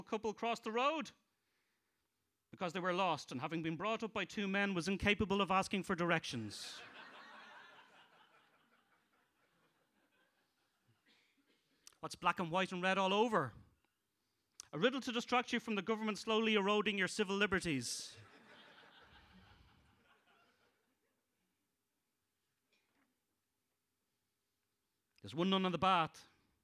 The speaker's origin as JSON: {"language": "English", "country": "Ireland", "said": "I'm shite at being Irish"}